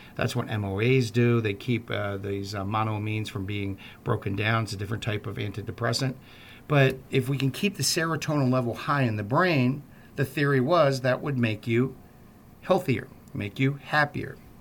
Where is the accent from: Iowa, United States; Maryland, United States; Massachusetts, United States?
Maryland, United States; Baltimore; I'm from Baltimore